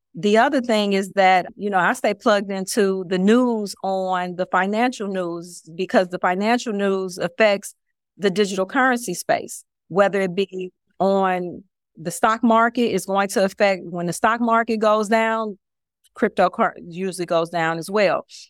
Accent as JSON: {"language": "English", "town": "Chicago", "region": "Illinois", "country": "United States", "also_born_or_lived": "Houston", "moved": "as an adult", "lives_now": "Miami, United States", "said": "I'm originally from Chicago."}